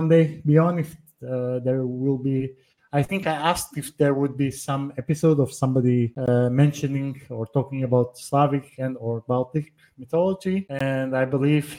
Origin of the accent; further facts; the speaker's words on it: Portugal; moved away as an adult; also born or lived in Northern Poland; now in Poland; I'm originally from Portugal, but I live in Northern Poland